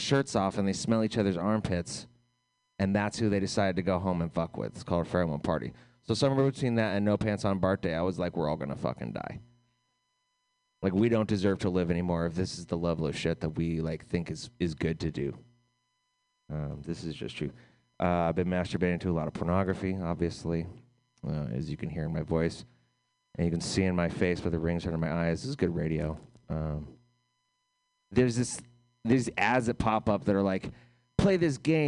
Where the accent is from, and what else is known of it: United States